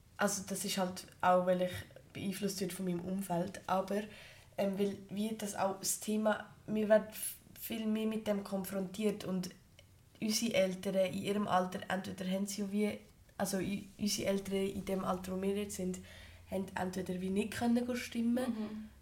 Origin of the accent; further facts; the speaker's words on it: Switzerland; bei uns in der Schweiz